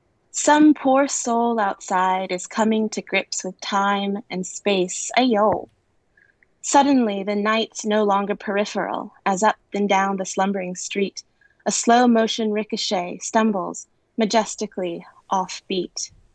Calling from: Beijing, China; I'm calling from Beijing.

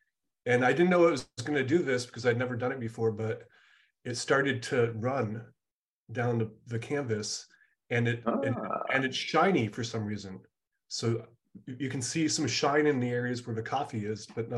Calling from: Hollywood, California, United States; I'm right in Hollywood over by Guitar Center.

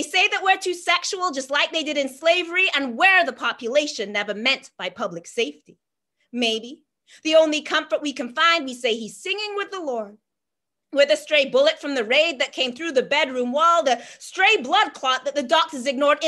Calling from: Halifax, Nova Scotia, Canada; I'm joining you from Jibuktuk, Halifax, in the territory of the Mi'kmaq people

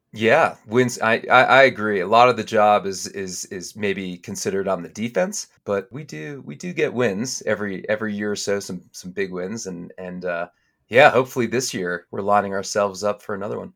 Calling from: Estes Park, Colorado, United States; I'm calling in from Estes Park, Colorado, where I live, uh, with my family

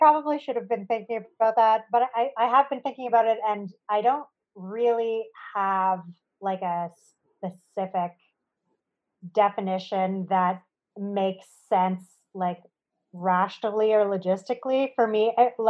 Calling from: Treaty 1 territory, Manitoba, Canada; I am calling in from Treaty 1 territory in central Canada.

